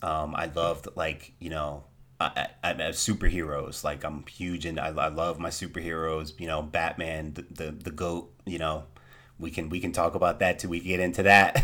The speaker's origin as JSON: {"language": "English", "town": "Trenton", "region": "New Jersey", "country": "United States", "tie": "born or raised there", "said": "I was born in Trenton, New Jersey. Born and raised in New Jersey."}